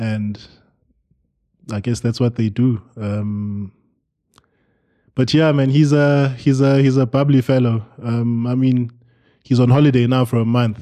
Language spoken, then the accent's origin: English; Eastern Cape, South Africa; moved away; we are from the Eastern Cape